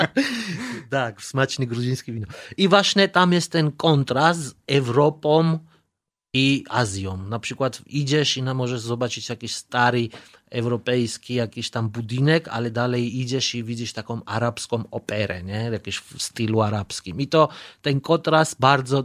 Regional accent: Tbilisi, Georgia; Polish is a second language; moved away as an adult; now in Poland; ja pochodzę z stolicy Tbilisi

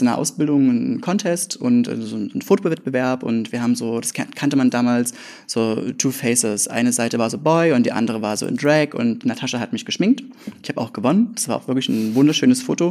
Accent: Leipzig area, Saxony, Germany; moved away as an adult; also born or lived in Grimma; now in Leipzig, Germany; ich komme aus dem Leipziger Umland, also Richtung, Richtung Dresden, ein ganz kleines Pupskaff mit 325,3 EinwohnerInnen

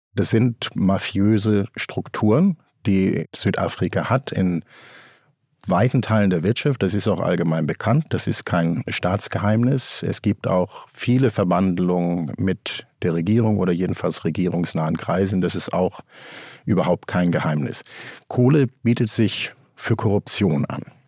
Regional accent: Germany; also born or lived in Cape Town, South Africa; Hier bei uns in Deutschland

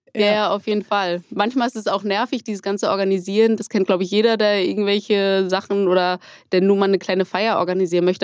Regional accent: Hamburg, Germany; ich komme aus Hamburg

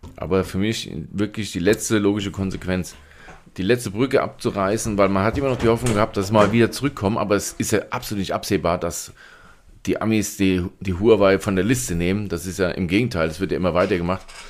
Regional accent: Germany

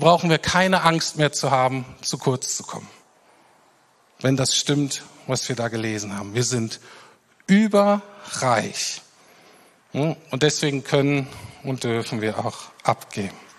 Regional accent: Germany; wir als Deutsche

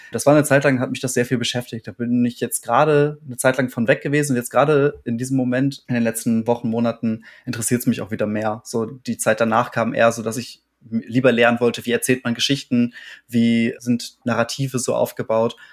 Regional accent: Warstein, North Rhine-Westphalia, Germany; ich bin in Warstein aufgewachsen

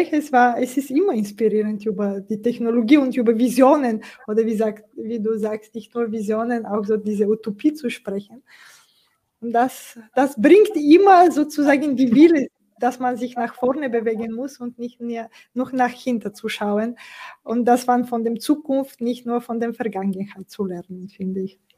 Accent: Bulgaria; German is a second language; ich komme aus Bulgarien, äh, wie, die, wie du auch weißt, und die viele, und wir haben nach dem 89 äh, quasi immer wieder unterschiedliche sozusagen Situationen in ein paar Jahren danach gemeistert. Und es war eine Zeit, auch in Sofia, in dem Hauptstadt

